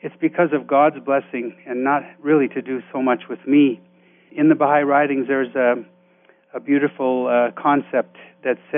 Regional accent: Richmond, California, United States; I grew up in the San Francisco Bay Area in a small town called Richmond, California

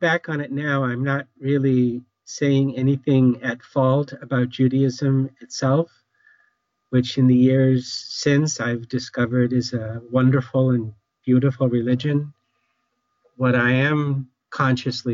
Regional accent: Newton, Massachusetts, United States; I grew up in Newton, Massachusetts.

